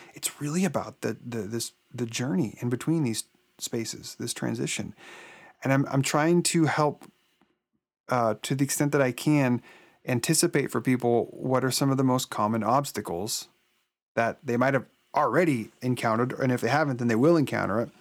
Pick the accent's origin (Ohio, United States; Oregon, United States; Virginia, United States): Oregon, United States; I was born and raised in Oregon